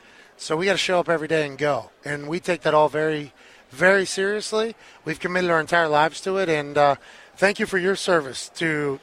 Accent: Pittsburgh, Pennsylvania, United States; I'm from Pittsburgh.

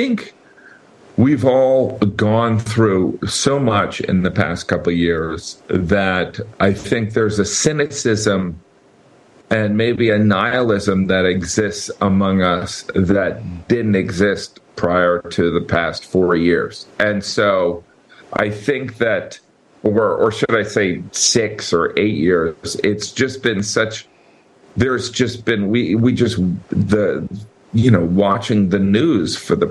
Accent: Chicago, Illinois, United States; growing up in the Chicagoland area

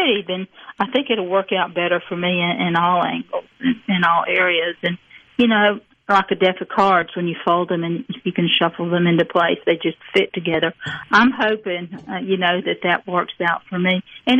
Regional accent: the South, United States; especially as a Southerner, I wanted to write a long sentence.

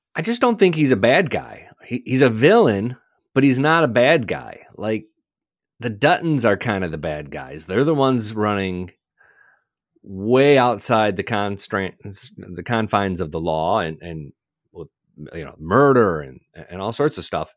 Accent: Michigan, United States; I grew up in Michigan

